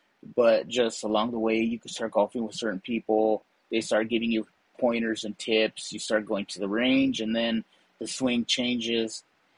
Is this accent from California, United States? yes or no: yes; Azusa, California, United States; some friends that I grew up with in Azusa.